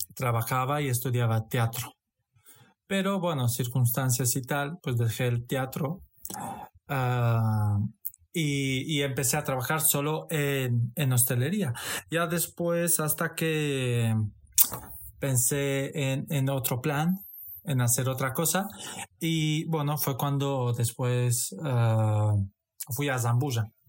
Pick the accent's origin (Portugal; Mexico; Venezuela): Portugal; Alentejo; Spanish is a second language; moved away as an adult; also born or lived in Satu Mare, Romania; now in Madrid, Spain; nací en Rumanía, en Satumare, y con ocho años me fui a Portugal